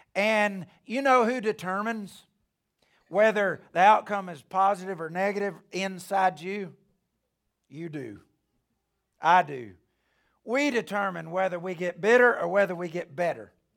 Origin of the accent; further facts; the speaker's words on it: Alabama, United States; I'm from Alabama.